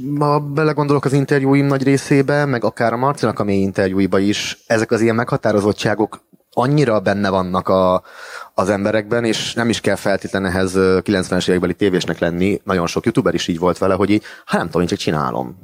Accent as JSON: {"language": "Hungarian", "town": "Miskolc", "region": "Borsod-Abaúj-Zemplén", "country": "Hungary", "tie": "born or raised there", "moved": "as an adult", "lives_now": "Budapest, Hungary", "said": "akivel együtt nőttünk fel uh, Miskolciában"}